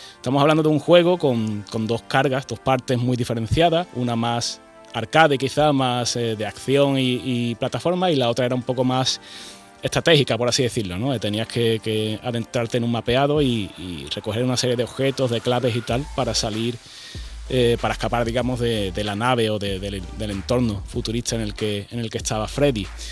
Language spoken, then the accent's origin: Spanish; Andalusia, Spain; siendo andaluz